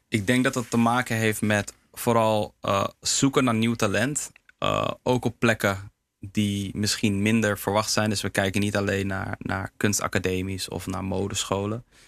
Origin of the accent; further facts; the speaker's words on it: Heemskerk, North Holland, Netherlands; Surinaamse jongen, in Nederland geboren, opgegroeid in Heemskerk.